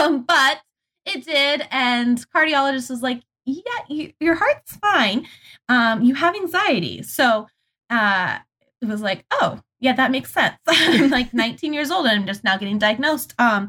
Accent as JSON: {"language": "English", "region": "Montana", "country": "United States", "lives_now": "Michigan, United States", "said": "I'm originally from Montana."}